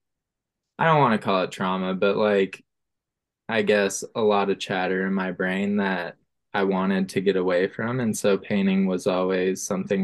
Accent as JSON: {"language": "English", "town": "Boulder", "region": "Colorado", "country": "United States", "also_born_or_lived": "Denver, Colorado / Santa Barbara, California", "moved": "as an adult", "lives_now": "Los Angeles, United States", "said": "I'm an artist from Boulder, Colorado"}